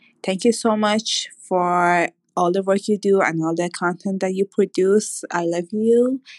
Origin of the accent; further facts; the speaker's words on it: Iran; now in Dubai, United Arab Emirates; I come from Iran and I live in Dubai.